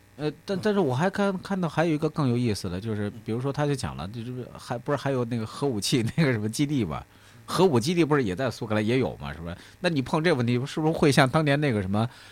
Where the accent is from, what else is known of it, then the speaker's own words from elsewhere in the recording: China; 我们中国人